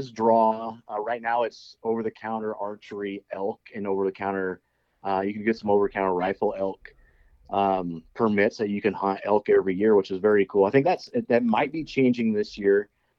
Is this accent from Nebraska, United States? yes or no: yes; Nebraska, United States; I grew up in Nebraska.